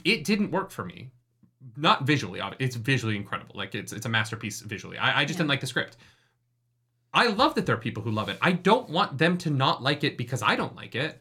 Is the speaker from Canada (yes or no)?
yes; Canada; I am a Canadian with a musical theater degree